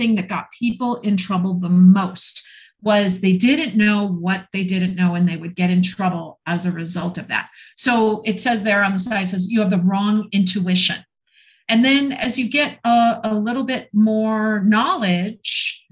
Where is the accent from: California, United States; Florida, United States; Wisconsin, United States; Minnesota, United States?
Minnesota, United States; moved away as an adult; I'm from Minnesota. I spent the first 28 years of my life in the snow